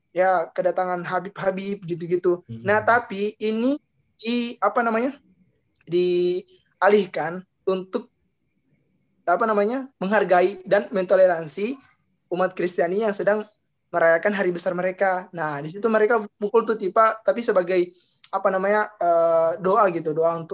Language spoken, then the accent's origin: Indonesian; Tual, Maluku, Indonesia; toleransi yang ada di Maluku dan juga di kota saya, ini kota Tual.